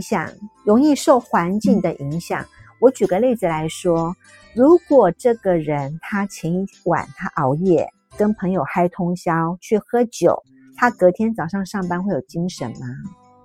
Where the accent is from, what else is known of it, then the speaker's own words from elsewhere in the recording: Taiwan; 我台湾这边